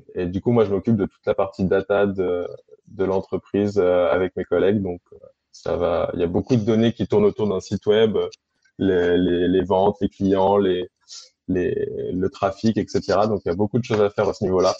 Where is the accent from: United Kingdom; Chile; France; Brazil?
France; Annecy, Auvergne-Rhône-Alpes; also born or lived in Aix-les-Bains; je suis au Savoyard à la base, je suis né à Annecy.